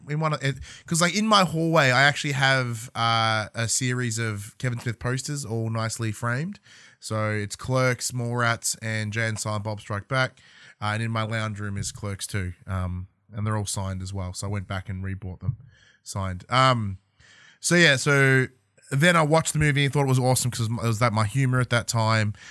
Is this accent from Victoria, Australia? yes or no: yes; a hometown outside Melbourne, Victoria, Australia; moved away as an adult; leave my hometown, go to Melbourne, go university